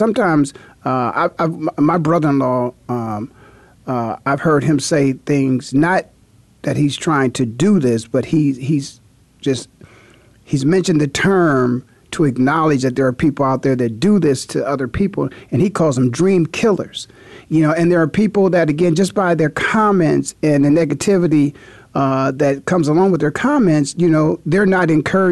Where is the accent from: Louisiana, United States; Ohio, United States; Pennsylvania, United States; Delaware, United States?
Ohio, United States; Canton; growing up in Canton, Ohio, young student-athlete with aspirations to maybe go on to college and play ball in college